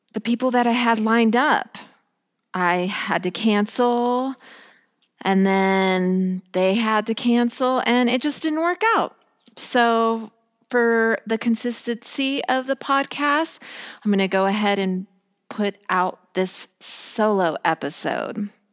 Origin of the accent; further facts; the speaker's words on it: Colorado, United States; I grew up in a small town in Colorado